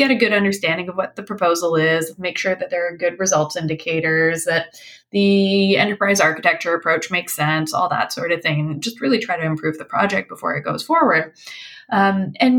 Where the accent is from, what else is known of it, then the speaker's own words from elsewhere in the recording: British Columbia, Canada; moved away as an adult; I grew up here in British Columbia, and then I was gone for, I guess, 17 years, came back here in this capacity